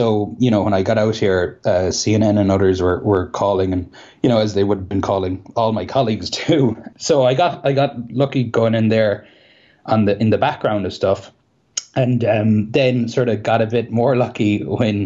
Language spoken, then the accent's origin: English; Cahersiveen, Munster, Ireland; accent: Kerry; moved away; also born or lived in Belfast; I'm from Carseveen in County Kerry